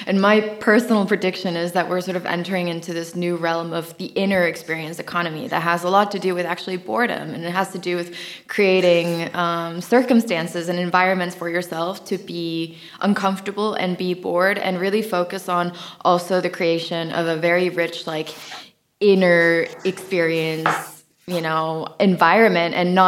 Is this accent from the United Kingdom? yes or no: no; Lapland, Finland; also born or lived in California, United States; I grew up half in the Finnish Lapland and half in California.